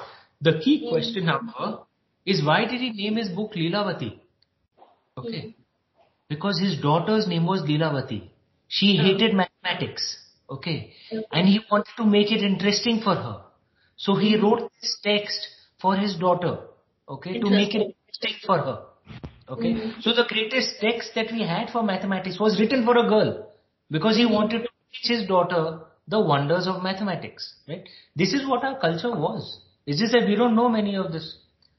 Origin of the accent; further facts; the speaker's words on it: India; So the first thing we Indians have to do is we have to learn our own culture.